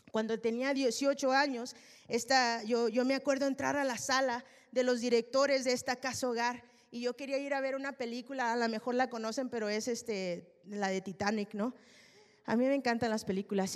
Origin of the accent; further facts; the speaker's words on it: Mexico; Yo soy mexicana